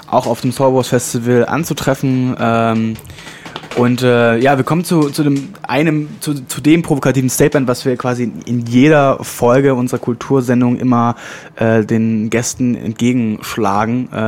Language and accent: German; Leipzig, Saxony, Germany; Also Moloch kenne ich natürlich als, als Leipziger aus Leipzig